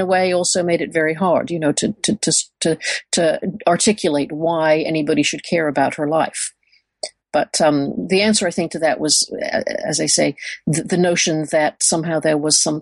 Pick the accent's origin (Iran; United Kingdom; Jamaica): United Kingdom; moved away as an adult; also born or lived in Michigan, United States; now in Texas, United States; I grew up in Britain and I did my undergraduate work there